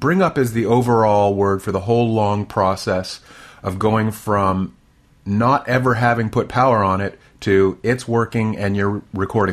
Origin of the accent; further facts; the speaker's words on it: near Washington D.C., District of Columbia, United States; now in Texas, United States; I grew up near Washington D.C., so we had essentially nor'easters, plenty of snow, and I was used to it